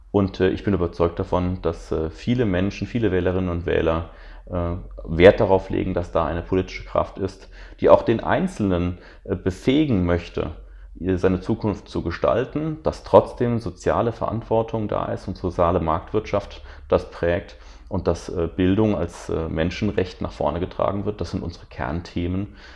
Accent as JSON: {"language": "German", "region": "Rhineland-Palatinate", "country": "Germany", "said": "wir zum Beispiel durch drei Länderbeteiligungen in der Regierung in Rheinland-Pfalz, ich komme ja aus Rheinland-Pfalz"}